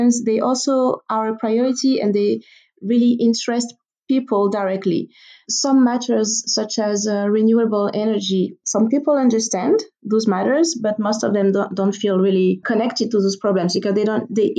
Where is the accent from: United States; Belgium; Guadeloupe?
Guadeloupe; I personally come from an island, so I'm from the Caribbean, from an island called Guadeloupe. It's a French territory